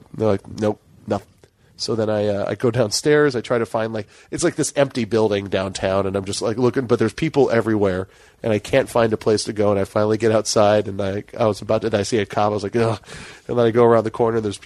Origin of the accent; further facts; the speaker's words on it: Hawaii, United States; moved away; I'm from Hawaii